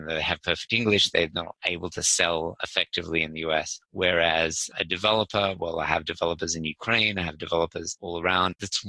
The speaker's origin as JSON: {"language": "English", "town": "Sydney", "region": "New South Wales", "country": "Australia", "said": "I'm actually from Sydney, Australia, 46 years old."}